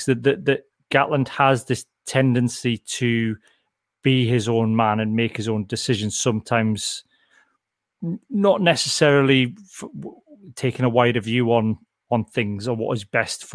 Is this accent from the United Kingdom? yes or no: yes; Berwick-upon-Tweed, North East England, United Kingdom; I'm from Berwick and I went to school with like a load of farmers lads and stuff